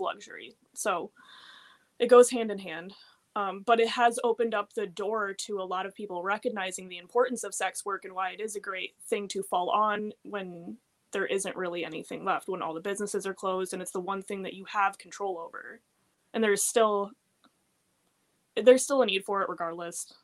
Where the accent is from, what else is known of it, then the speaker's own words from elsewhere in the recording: Florida, United States; also born or lived in Fort Lauderdale, Florida; I grew up in Florida